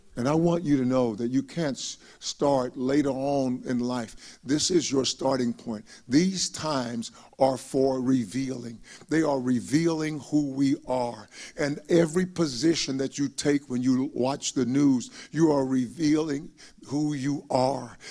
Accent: Palestine, Texas, United States; moved away; my hometown of Palestine, Texas

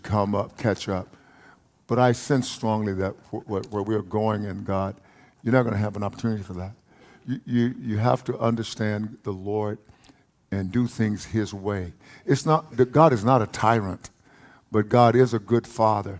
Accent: Palestine, Texas, United States; accent: East Texas; When I was a boy, I grew up in a place called Palestine, Texas

